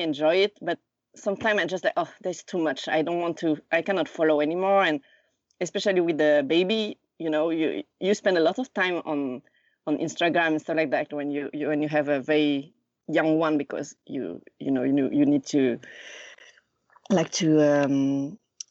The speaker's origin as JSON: {"language": "English", "town": "Lausanne", "region": "Vaud", "country": "Switzerland", "tie": "born or raised there", "moved": "as an adult", "lives_now": "Tokyo, Japan", "said": "I was born and raised in Lausanne, Switzerland, in the French part."}